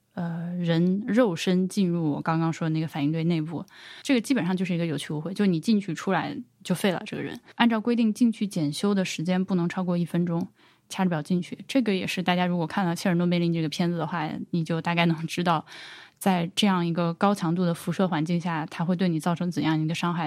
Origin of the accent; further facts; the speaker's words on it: Laohekou, Hubei, China; 像我的老家老河口旁边有一个江山厂